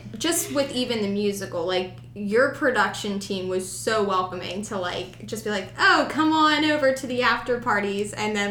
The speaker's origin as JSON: {"language": "English", "region": "Pennsylvania", "country": "United States", "said": "I mean, I came from Central Dauphin where the population is huge"}